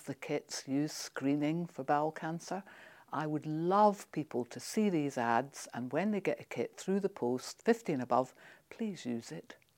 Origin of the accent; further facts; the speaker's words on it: Scotland, United Kingdom; I'm Scottish